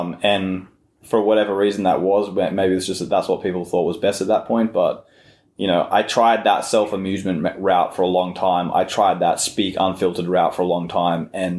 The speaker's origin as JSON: {"language": "English", "country": "Australia", "tie": "born or raised there", "said": "the culture of growing up in Australia"}